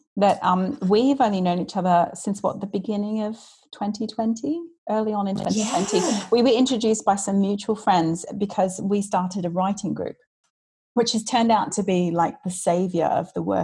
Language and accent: English; Australia; now in London, United Kingdom; I am Australian. I wasn't born here, but I have lived here for about 21 years, in fact, now. I've lived in London, which is insane.